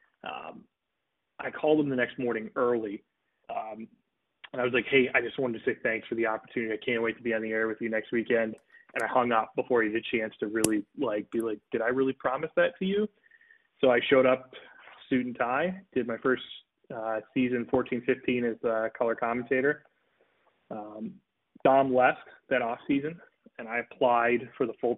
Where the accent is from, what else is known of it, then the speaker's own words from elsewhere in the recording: Detroit, Michigan, United States; I'm from the Detroit area. I grew up a big Wings fan